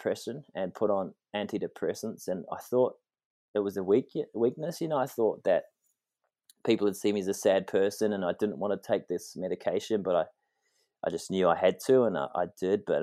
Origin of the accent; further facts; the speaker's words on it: New Zealand; I grew up in New Zealand playing rugby, surfing, just the happy kid